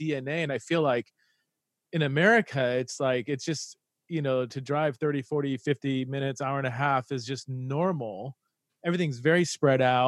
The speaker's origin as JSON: {"language": "English", "country": "United States", "also_born_or_lived": "Aberdeen, United Kingdom", "moved": "as an adult", "said": "an American who's been, you know, lived in the UK for several years"}